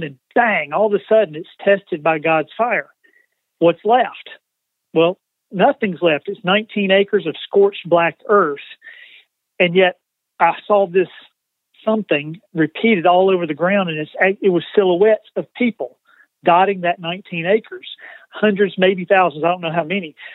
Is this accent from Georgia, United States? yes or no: yes; LaGrange, Georgia, United States; moved away as an adult; now in Spartanburg, United States; I'm actually from the South. Home is up until the last two weeks was in uh, LaGrange, Georgia, about an hour south of Atlanta.